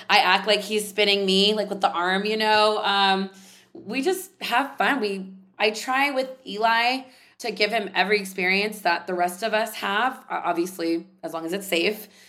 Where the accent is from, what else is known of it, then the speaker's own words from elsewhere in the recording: San Jose, California, United States; I grew up in San Jose, California